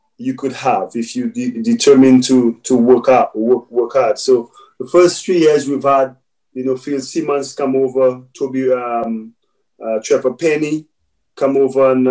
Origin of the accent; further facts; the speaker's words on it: St. Lucia; growing up in St. Lucia